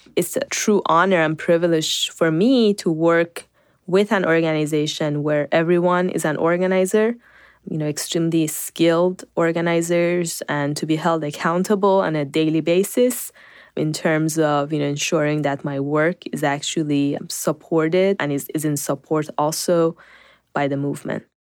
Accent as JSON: {"language": "English", "country": "Iran", "tie": "born or raised there", "also_born_or_lived": "North Carolina", "moved": "yes", "lives_now": "United States", "said": "I grew up in Iran."}